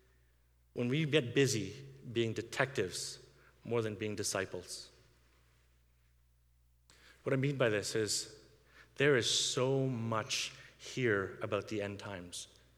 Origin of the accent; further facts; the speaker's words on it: India; now in Canada; I grew up in India, where they persecute Christians